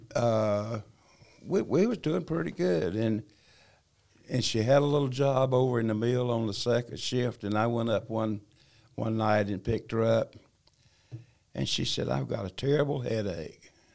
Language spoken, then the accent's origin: English; China Grove, North Carolina, United States; also born or lived in Albemarle, North Carolina; I was born in Albemarle, North Carolina. Uh, my dad and mo-, mom, uh, worked in the textiles, so they, uh, came to China Grove, and, uh, and we moved there. I was I was probably four or five years old